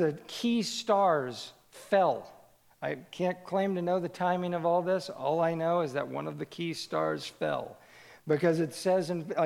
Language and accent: English; Kansas City, United States; I grew up in Kansas City, the youngest of three boys